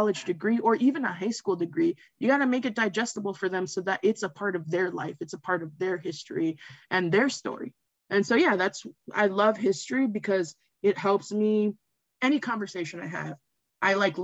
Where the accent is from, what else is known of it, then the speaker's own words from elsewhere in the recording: Westchester County, New York, United States; I'm from Westchester County, New York